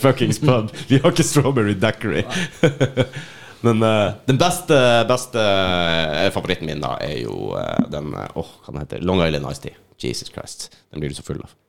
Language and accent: Norwegian; Finnmark, Norway